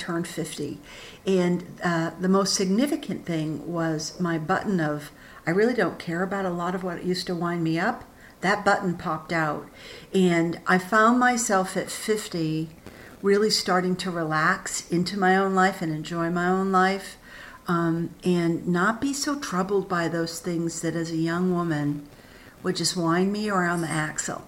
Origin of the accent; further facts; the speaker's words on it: Augusta, Maine, United States; also born or lived in Bath, Maine; I was born and raised in Augusta